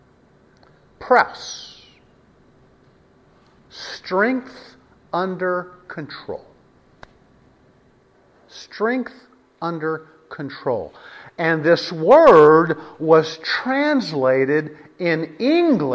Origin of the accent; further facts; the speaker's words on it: West Texas, United States; I was raised in West Texas. West Texas.